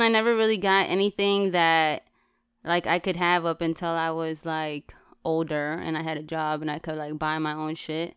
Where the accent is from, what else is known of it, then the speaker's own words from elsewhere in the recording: West Coast, United States; I'm from the West Coast